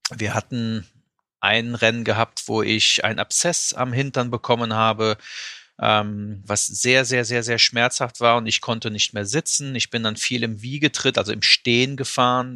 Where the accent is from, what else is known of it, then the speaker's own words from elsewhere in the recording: Euskirchen, North Rhine-Westphalia, Germany; ich komme aus der Eifel, ähm, also in Euskirchen, um genau zu sein, in der Nähe von Köln-Bonn